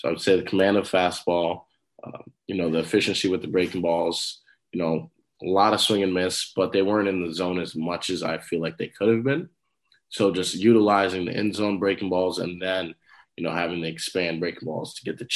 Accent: New Rochelle, New York, United States; growing up in New Rochelle, all I knew was baseball

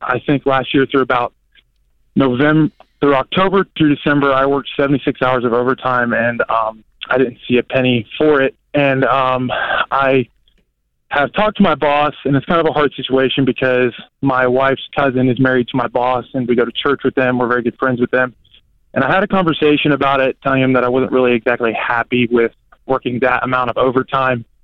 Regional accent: Ohio, United States; moved away as an adult; also born or lived in Florida; I'm originally from Ohio. I went to school down in Florida

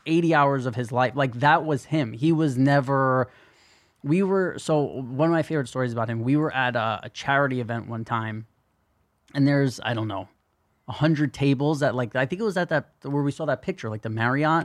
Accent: New York City, New York, United States; growing up in New York City

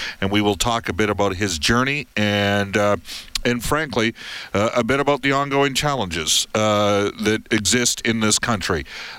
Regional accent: Edmonton, Alberta, Canada; also born or lived in Sherwood Park / northern British Columbia; I'm from Edmonton, but lived in Sherwood Park in St. Albert when I was younger in the South Side, and worked all throughout northern British Columbia and northern Alberta.

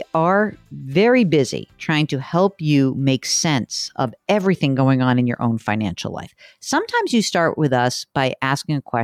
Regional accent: New York, United States; I'm from New York

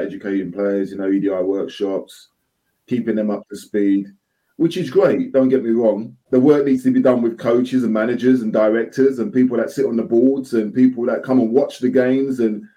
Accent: London, United Kingdom; moved away; also born or lived in Nottingham; I'm from the East End of London

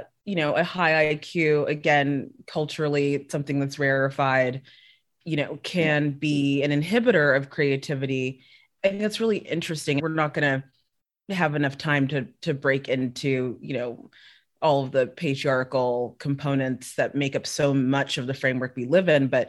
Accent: South Africa; moved away; also born or lived in Los Angeles; I grew up in South Africa for a good portion of my life

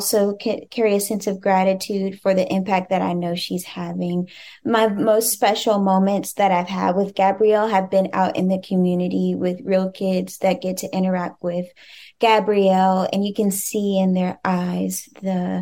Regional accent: Cincinnati, Ohio, United States; as a Black woman growing up in Cincinnati, Ohio

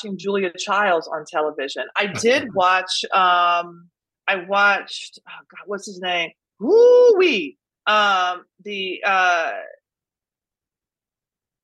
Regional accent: Nashville, Tennessee, United States; I grew up in Nashville

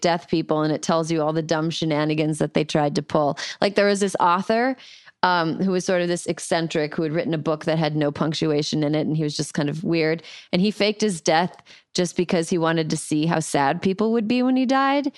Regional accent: Midwest, United States; As a Midwesterner

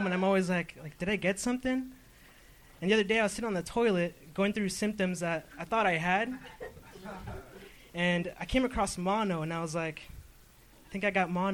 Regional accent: La Habra, California, United States; I'm from La Habra, which is like, if you're going to Brea, it's the city right before

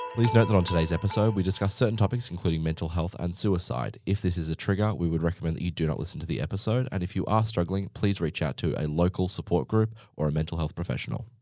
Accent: Gold Coast, Queensland, Australia; I'm from the Gold Coast in Australia

